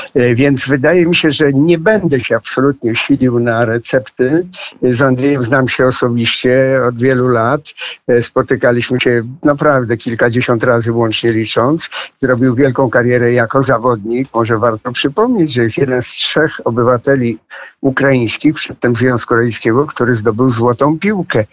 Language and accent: Polish; Podlaskie Voivodeship, Poland; Ja się urodziłem na Podlasiu w e, e, Polsce